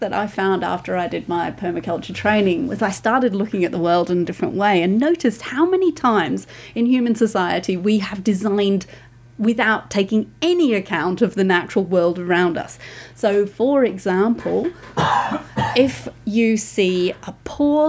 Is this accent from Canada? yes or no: no; United Kingdom; now in Australia; I'm from the UK, as you can probably tell from my accent.